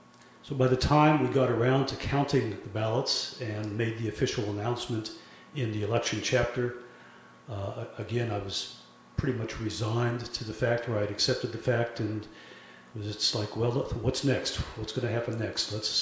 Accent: Germany; born there; But I was born in Germany to a German family.

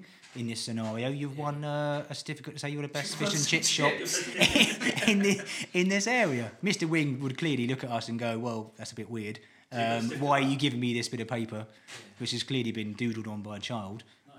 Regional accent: East of England, United Kingdom; I'm from Essex.

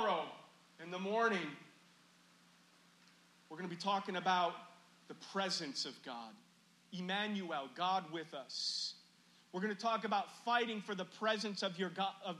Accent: Chicago, Illinois, United States; moved away; I've lived outside of Chicago now longer than I've lived in Chicago in the beginning of my life. But it's still my hometown

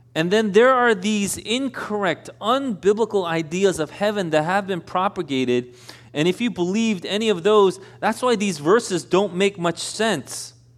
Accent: Elmhurst, United States; I'm from Elmhurst.

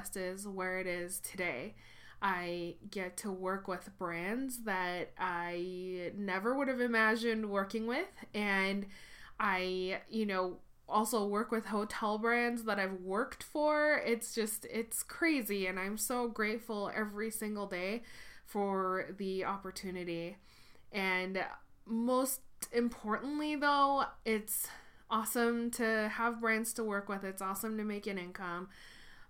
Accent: Tokyo, Japan; moved away as an adult; also born or lived in Washington State / Seattle, Washington / Portland, Oregon / Detroit, Michigan; now in Los Angeles, United States; I was born and raised in Tokyo, Japan, and moved to Washington State for my undergraduate degree.

